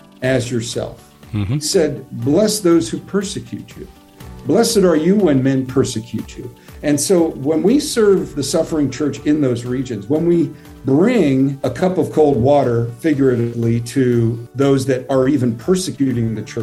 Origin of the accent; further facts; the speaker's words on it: United States; I grew up near New York City